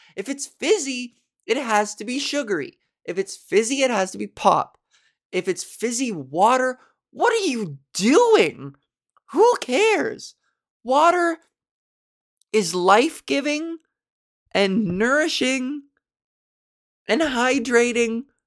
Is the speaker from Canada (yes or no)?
yes; Canada; accent: Canadian; I am so Canadian.